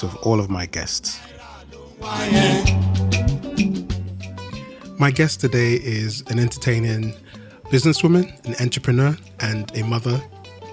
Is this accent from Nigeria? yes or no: yes; Nigeria; moved away; I was born in Nigeria in the late 80s